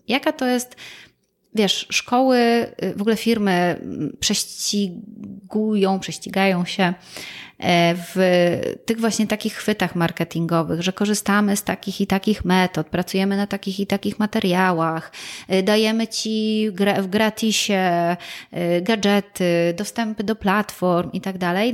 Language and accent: Polish; Gliwice, Silesian Voivodeship, Poland; ja jestem rodowitą gliwiczanką, ja się tu urodziłam, tu wychowywałam, e, tutaj skończyłam szkołę.